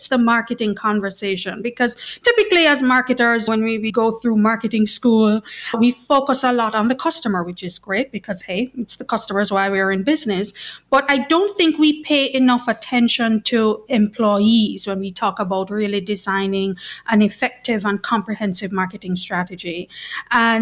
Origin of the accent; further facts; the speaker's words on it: Kingston, Jamaica; accent: Jamaican; I'm actually based at our headquarters in Kingston, Jamaica, and that explains my accent